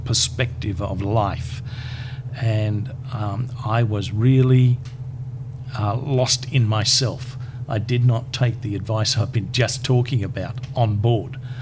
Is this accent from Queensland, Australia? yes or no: yes; Brisbane, Queensland, Australia; also born or lived in Charters Towers; I came back to Brisbane because this is my hometown.